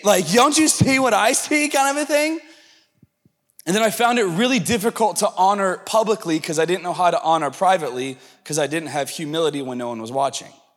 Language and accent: English; the South, United States; I'm from the South and I'm a little Pentecostal